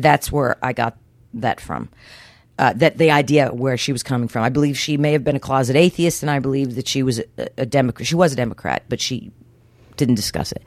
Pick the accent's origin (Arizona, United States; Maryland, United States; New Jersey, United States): New Jersey, United States; also born or lived in Houston; I was born and raised mostly in New Jersey, uh, with occasional forays into Houston